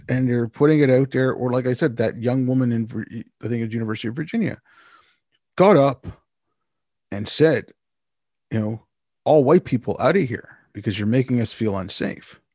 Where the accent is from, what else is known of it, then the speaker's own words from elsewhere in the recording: Montreal, Quebec, Canada; I grew up in Montreal